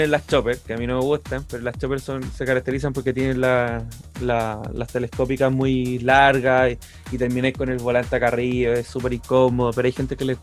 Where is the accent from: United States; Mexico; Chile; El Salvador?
Chile; Renca, Santiago Metropolitan Region; now in Ñuñoa, Chile; nací en Renca. Corazón de Renca